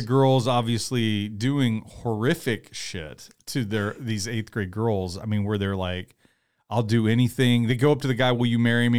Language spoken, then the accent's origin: English; Tuscaloosa, Alabama, United States; I'm from Tuscaloosa